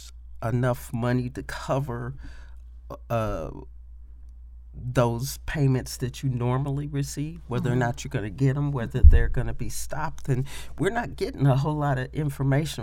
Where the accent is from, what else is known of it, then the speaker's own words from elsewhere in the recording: Indianapolis, Indiana, United States; I was born and raised in Indianapolis, Indiana